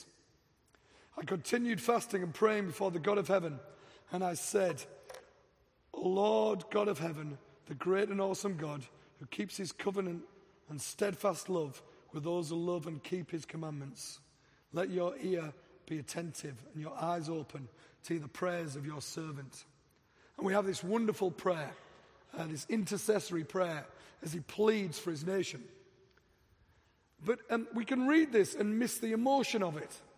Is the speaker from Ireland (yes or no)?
no; England, United Kingdom; moved away as an adult; also born or lived in Dallas; now in Denver, United States; I'm from England. I've been in America 3 years